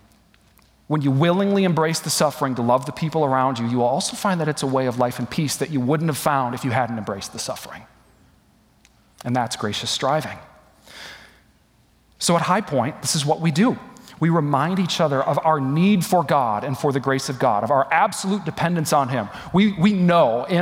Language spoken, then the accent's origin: English; West Michigan, United States; moved away as an adult; also born or lived in Atlanta, Georgia; my hometown in West Michigan